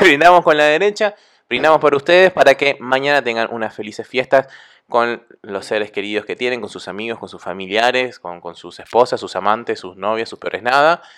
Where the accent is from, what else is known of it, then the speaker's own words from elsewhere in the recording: Argentina; Acá en Argentina